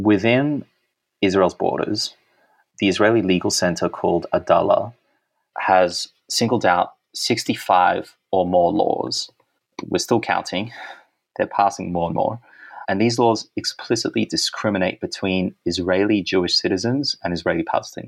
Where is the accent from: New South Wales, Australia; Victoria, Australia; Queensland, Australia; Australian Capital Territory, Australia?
New South Wales, Australia; Sydney; Even though I was born in Sydney, I've always lived in Sydney